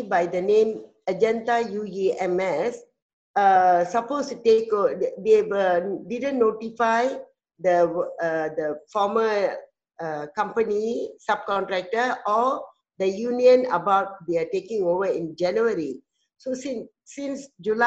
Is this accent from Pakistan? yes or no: no; Malaysia; from Malaysia